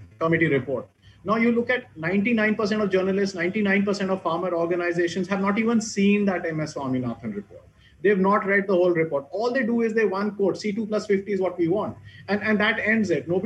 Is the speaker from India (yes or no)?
yes; Abohar, Punjab, India; in Abhor, coming out of my hometown